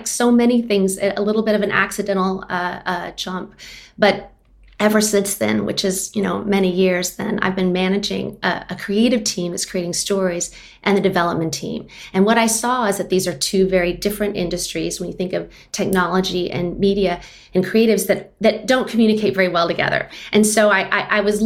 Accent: Austin, Texas, United States; So I'm based in Austin now. I'm actually from Austin, which is rare in a city that's growing as fast as it is.

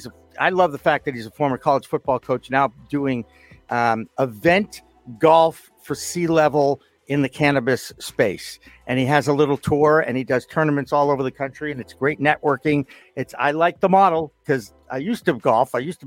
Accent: Boston, Massachusetts, United States; yes, I am from Boston, not Boston.

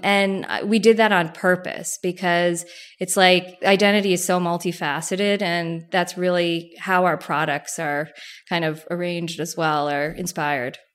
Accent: New Jersey, United States; I grew up in Jersey

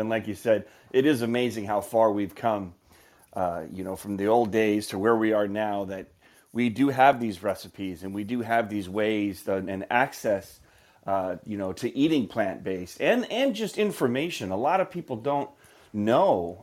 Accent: Midwest, United States; I grew up in the Midwest

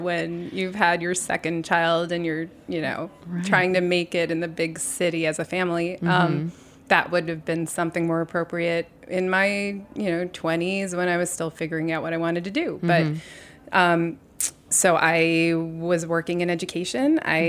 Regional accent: New York City, New York, United States; born there; I was born on Bleecker Street.

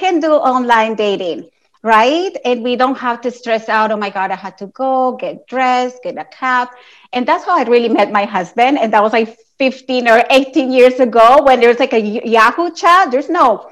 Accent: Colombia; moved away; Like my family, I'm from Colombia

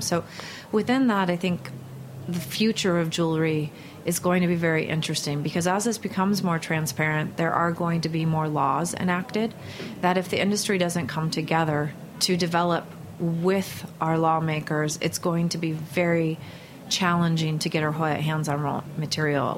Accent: Northern California outside Berkeley, United States; I grew up in Northern California outside Berkeley

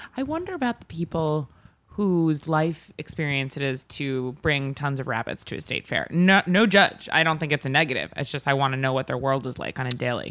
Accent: Long Island, New York, United States; I grew up in Long Island

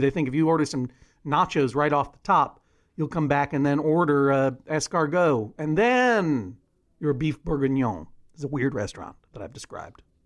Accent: Boston, Massachusetts, United States; also born or lived in Brookline; when I was growing up in Brookline and Boston

